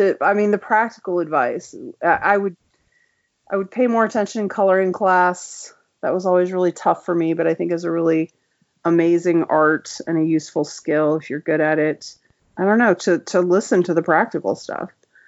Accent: California, United States; also born or lived in New York; now in Savannah, United States; I'm originally from California, but okay. I was in New York, for the last 11 years before we moved here.

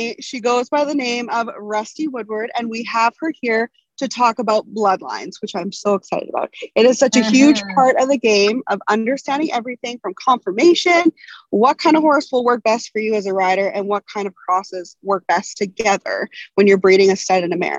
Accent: Canadian prairies, Canada

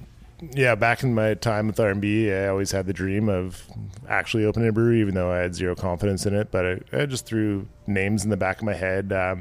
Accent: Tsawwassen, British Columbia, Canada; we grew up on Dogwood Lane in Tawasin.

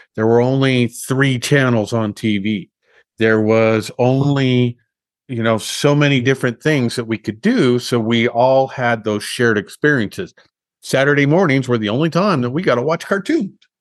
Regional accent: Los Alamos, New Mexico, United States; growing up in Los Alamos

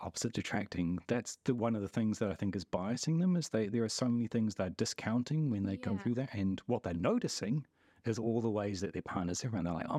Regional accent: New Zealand; oh, if you grew up in New Zealand and I'm from New Zealand, that doesn't count as us being similar because look around us.

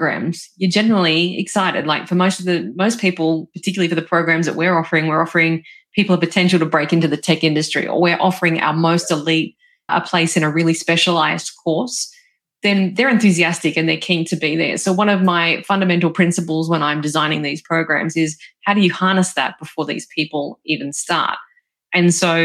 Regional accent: Australia; I'm from Australia

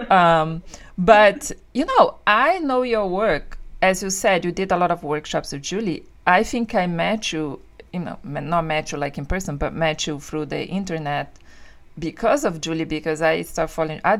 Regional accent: New Jersey, United States; and there is also that thing because I say that I was from Central Jersey when I was there.

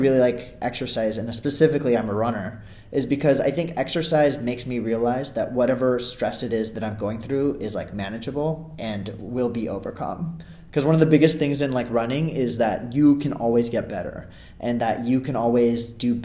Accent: California, United States; also born or lived in Ahmedabad, India; I'm from California, but I was born in Ahmedabad, India, and lived there for like the first 6 years of my life

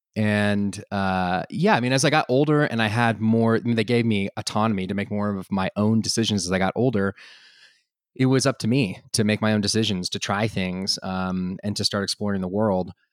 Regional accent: Austin, Texas, United States; also born or lived in France; now in Boulder, United States; I was originally from Austin

